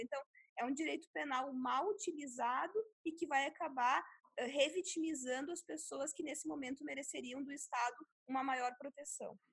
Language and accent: Portuguese; Sarandi, Rio Grande do Sul, Brazil; moved away; minha cidade natal lá do interior do Rio Grande do Sul, de 20 mil habitantes